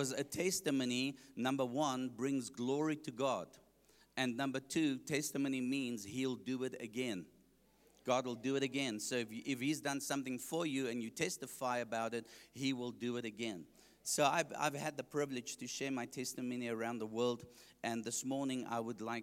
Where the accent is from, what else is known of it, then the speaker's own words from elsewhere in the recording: Johannesburg, Gauteng, South Africa; I grew up in Heelbrow, Johannesburg